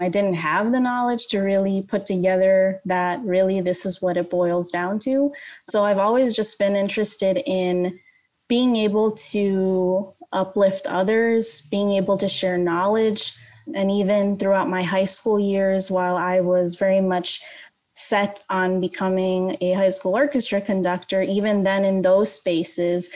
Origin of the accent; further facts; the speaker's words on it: Skokie, Illinois, United States; now in Aurora, United States; I grew up in the Skokie area. That is where I call home, even though my parents don't live there anymore